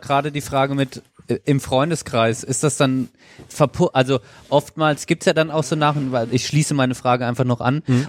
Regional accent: Germany; bei uns in Deutschland

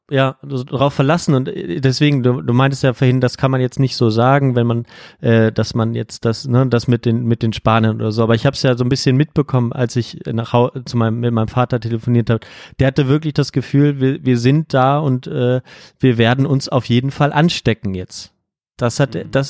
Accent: Germany; dass hier die Maßnahmen in Portugal wesentlich strenger sind als bei uns in Deutschland

